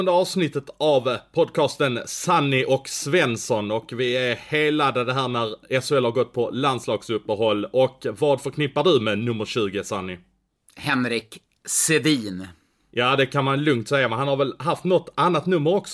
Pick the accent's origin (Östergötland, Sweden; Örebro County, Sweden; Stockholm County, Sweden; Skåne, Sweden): Skåne, Sweden; Jag, äh, jag är skåning så att äh, vi, åker, vi åker inte skidor i Skåne